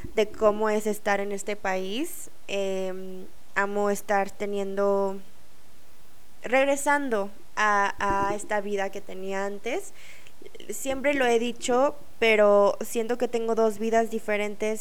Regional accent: Mexico; moved away as an adult; also born or lived in South Korea; cuando crecí en México, nuestra cultura asiática

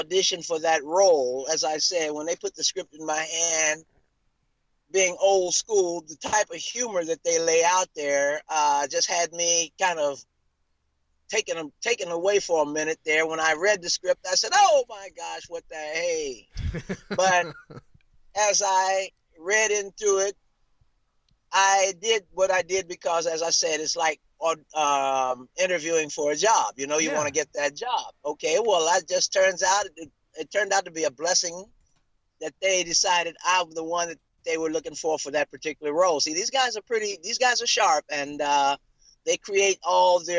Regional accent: Columbus, Ohio, United States; also born or lived in West Virginia; If you were raised in Ohio, you were raised in my home state.

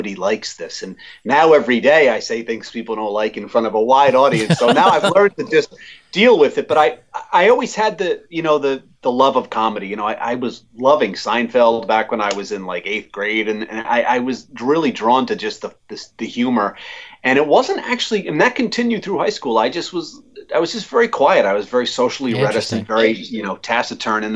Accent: Warren, Rhode Island, United States; where I grew up in Warren.

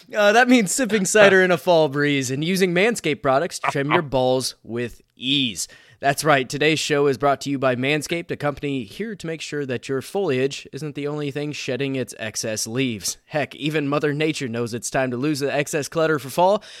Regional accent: Indiana, United States; I'm from Indiana

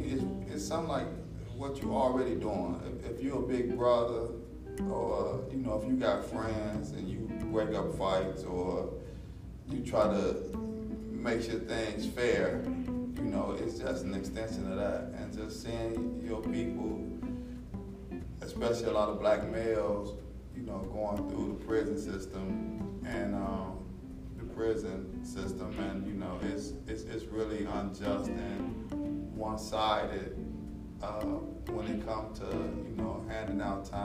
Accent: Chicago, Illinois, United States; also born or lived in Milwaukee; I was born in Chicago, but I was raised between Chicago and Milwaukee. So, you know, if you ask me my hometown, you know what I'm saying, they both my hometown.

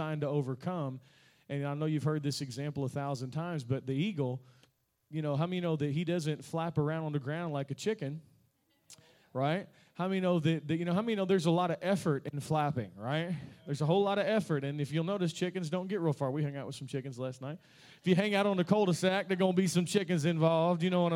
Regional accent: Kentucky, United States; I'm from Kentucky

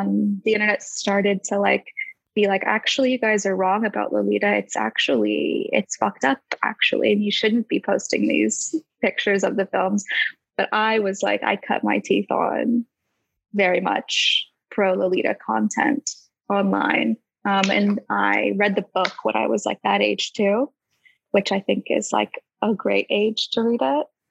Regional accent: United States; now in London, United Kingdom; I'm an artist from America, but living in London

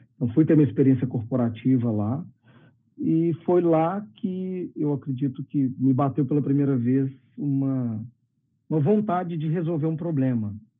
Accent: Belo Horizonte, Minas Gerais, Brazil; also born or lived in India; eu, eu sou daqui de BH, estou falando de Belo Horizonte hoje, eu sou daqui também

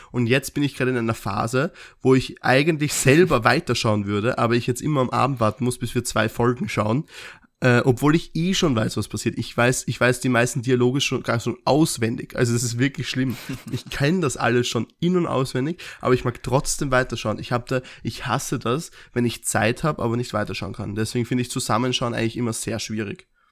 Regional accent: Austria; wir als Österreicher

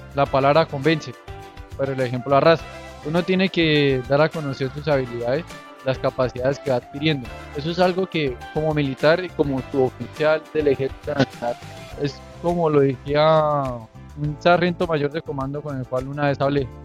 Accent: Chiquinquirá, Boyacá, Colombia; Yo nací en Chiquinquirá, en el, departamento de Boyacá. Viví en el barrio Ocaso

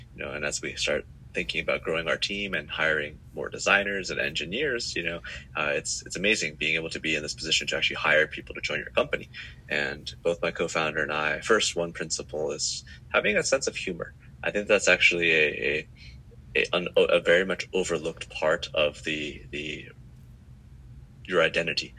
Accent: Silicon Valley, California, United States; moved away as an adult; now in Singapore; I grew up in the Silicon Valley

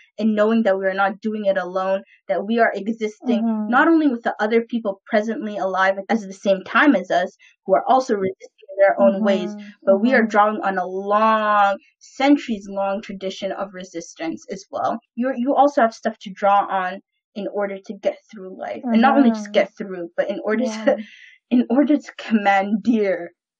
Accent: Vancouver, British Columbia, Canada; born or raised there

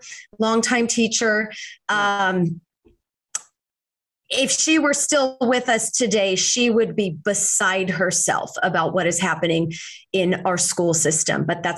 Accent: Fresno, California, United States; now in Los Angeles, United States; I was born and raised in Fresno, and now, of course, I live in Los Angeles, yeah. But in my heart is the Central Valley of California.

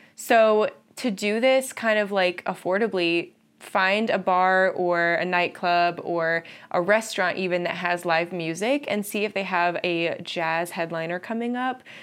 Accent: Columbus, Ohio, United States; I'm from Columbus, Ohio, and we live there now

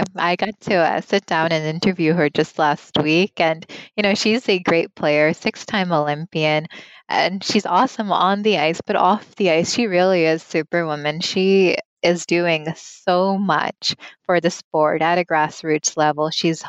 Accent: Canada; first language Punjabi; Being a first generation Canadian, I didn't really speak Punjabi growing up. It wasn't until I turned 19 that I kind of got a grasp of the language, and I'm still working on it. I'm still trying because it's my mother tongue

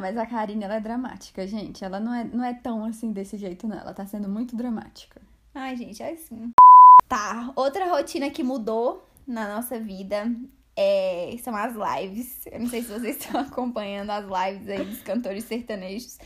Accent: Brasília, Federal District, Brazil; a gente é de Brasília

